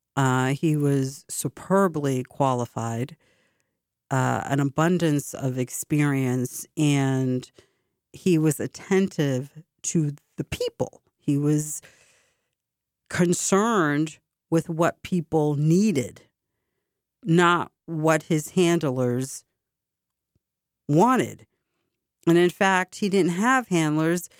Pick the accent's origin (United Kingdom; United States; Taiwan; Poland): United States; Boston, Massachusetts; my hometown